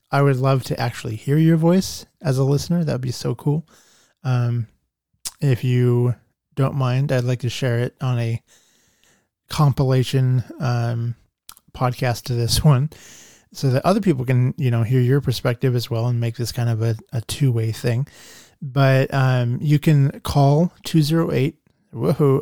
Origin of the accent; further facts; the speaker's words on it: Nampa, Idaho, United States; also born or lived in Boise, Idaho; Nampa is my hometown.